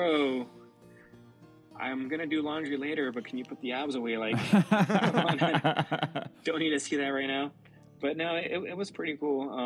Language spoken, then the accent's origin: English; United States; born here in the U.S., but my parents born and raised in Mexico